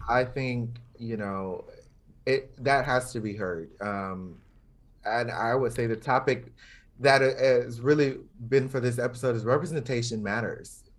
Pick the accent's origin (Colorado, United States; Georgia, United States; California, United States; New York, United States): Georgia, United States; moved away; also born or lived in Florida; growing up in the South